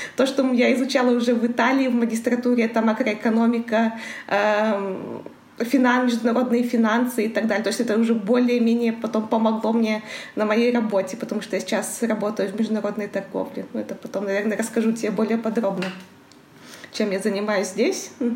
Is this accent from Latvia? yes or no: no; Karaganda, Karaganda Region, Kazakhstan; moved away as an adult; also born or lived in Astana, Kazakhstan; now in Milan, Italy; Я родилась в Караганде. Город большой, я никогда не жила в поселках